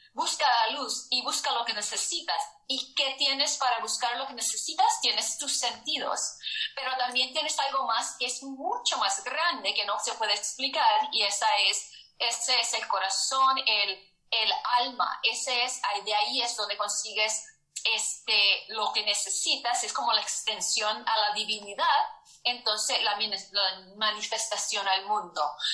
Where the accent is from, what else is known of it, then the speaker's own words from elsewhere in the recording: United States; nací aquí en los Estados Unidos